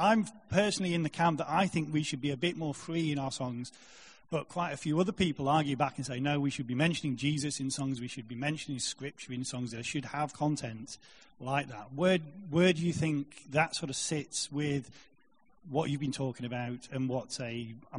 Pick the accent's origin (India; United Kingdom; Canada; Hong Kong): United Kingdom; Salford, North West England; I'm from Salford. I go to the Manchester Christ Central Church.